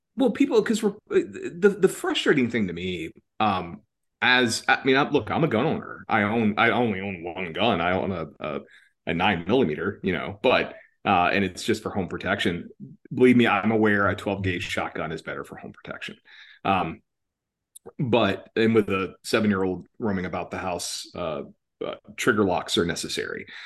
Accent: Georgia, United States; moved away; also born or lived in Atlanta / Washington, D.C.; My home state, Georgia, where I'm from originally

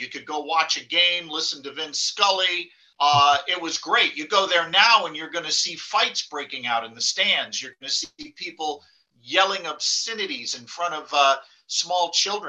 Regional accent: Granada Hills, California, United States; Southern Cal, Granada Hills.

